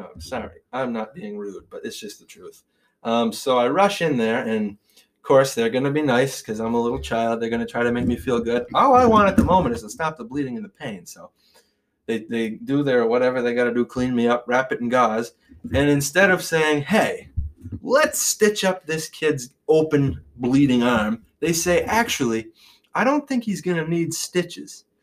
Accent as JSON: {"language": "English", "town": "Irasburg", "region": "Vermont", "country": "United States", "said": "I'm from Irisburg, it does border Brownington."}